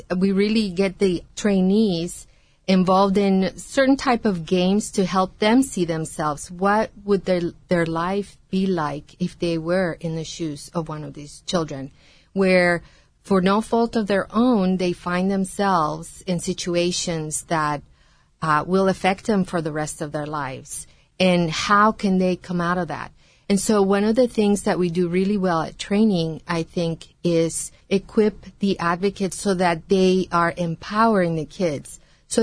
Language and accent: English; Guatemala; now in United States; I was born in Guatemala and was an immigrant